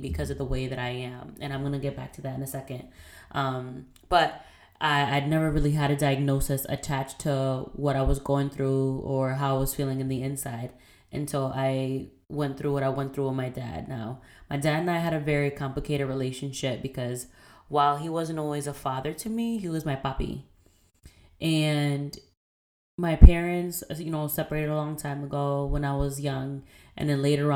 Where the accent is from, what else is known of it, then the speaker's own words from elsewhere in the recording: Puerto Rico; now in Boston, United States; I am Puerto Rican and Dominican. I was born in Puerto Rico. I currently live in Boston.